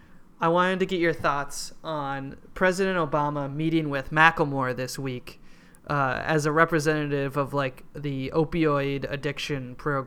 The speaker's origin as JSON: {"language": "English", "town": "Hopkins", "region": "Minnesota", "country": "United States", "tie": "born or raised there", "said": "There was some clown shit in my hometown."}